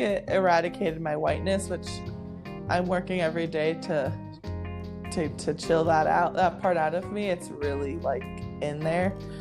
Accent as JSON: {"language": "English", "region": "Hawaii", "country": "United States", "tie": "born or raised there", "said": "I grew up in Hawaii where white people weren't the minority, but they weren't the majority"}